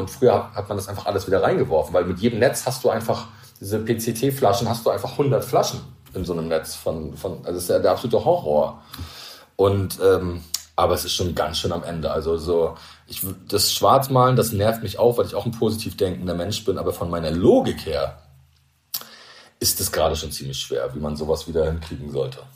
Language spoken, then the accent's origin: German; Rostock, Mecklenburg-Vorpommern, Germany; now in Rügen, Germany; ich als Angler oder als Kind von der Ostsee, ich bin ja Rostocker und wohne auf Rügen